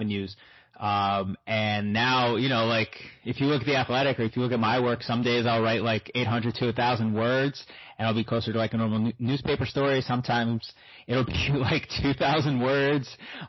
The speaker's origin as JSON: {"language": "English", "country": "United States", "tie": "born or raised there", "also_born_or_lived": "Brooklyn, New York / New Jersey", "said": "I grew up in Brooklyn and Jersey"}